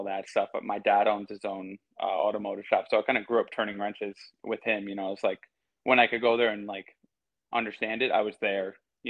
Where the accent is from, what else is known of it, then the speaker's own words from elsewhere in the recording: a little north of New York City, United States; also born or lived in North Carolina; I was born and raised in New York, went to school here